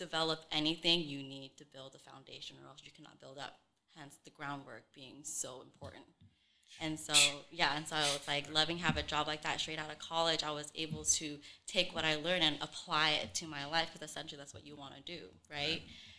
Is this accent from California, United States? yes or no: yes; Sacramento, California, United States; from Sacramento, but my family is originally from Vietnam.